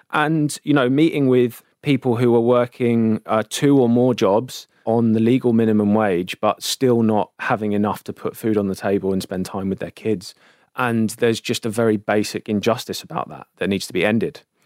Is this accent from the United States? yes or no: no; London, United Kingdom; growing up in South London